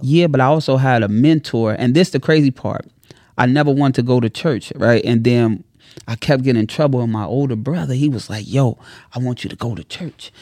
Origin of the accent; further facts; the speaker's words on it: Chicago, Illinois, United States; I'm from Chicago